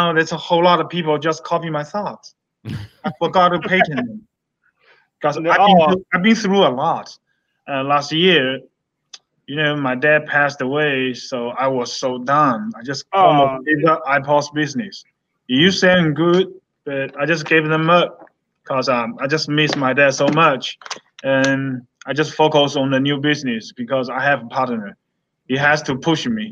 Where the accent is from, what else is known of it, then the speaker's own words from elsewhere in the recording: United States; I'm American. I'm Chinese American. I'm still American